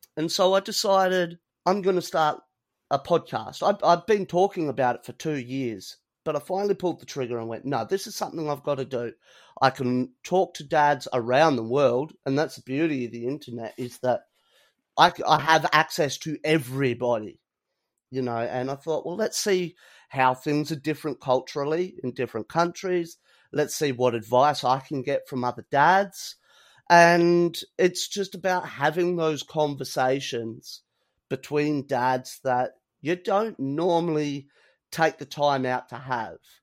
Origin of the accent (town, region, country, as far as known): Australia